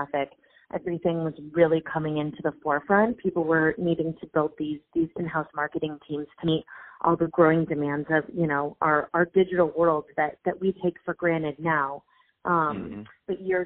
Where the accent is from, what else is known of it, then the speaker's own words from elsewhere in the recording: Los Angeles, California, United States; moved away as an adult; now in New York, United States; I am born and raised in Los Angeles